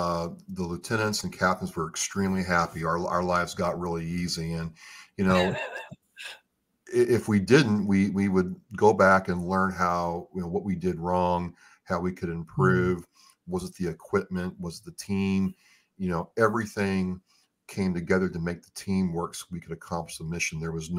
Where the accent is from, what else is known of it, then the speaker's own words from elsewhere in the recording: United States; I love being American.